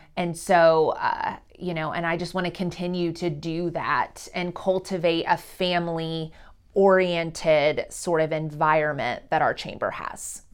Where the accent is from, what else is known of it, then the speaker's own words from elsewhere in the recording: Carthage, Missouri, United States; also born or lived in New York City; I'm from a community called Carthage, which is in, like, fifteen minutes away.